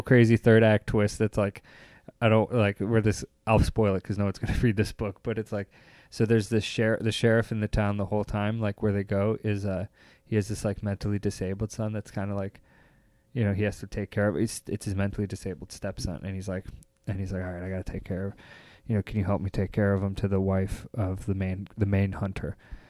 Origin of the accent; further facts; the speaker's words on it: Chicago, Illinois, United States; When I go overseas, I say, I'm from Chicago.